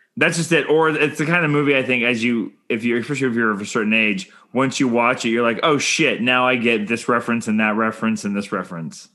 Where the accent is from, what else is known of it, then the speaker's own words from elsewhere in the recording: Canada; I'm Canadian filmmaker